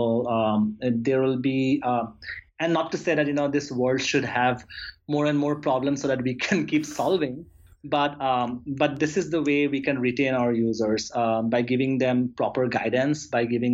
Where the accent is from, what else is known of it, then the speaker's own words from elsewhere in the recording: Assam, India; also born or lived in New York; now in San Francisco, United States; It's my homeland. It's state in India